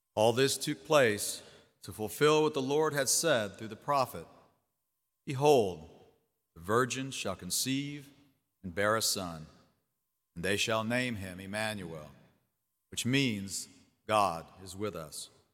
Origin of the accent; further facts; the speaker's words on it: Jennings, Louisiana, United States; moved away as an adult; also born or lived in Houma, Louisiana; I grew up in the small town of Jennings, Louisiana